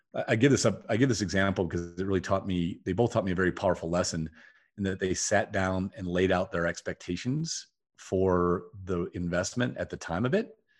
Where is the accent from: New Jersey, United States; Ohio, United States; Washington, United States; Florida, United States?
Ohio, United States; Toledo; I grew up in Toledo, Ohio.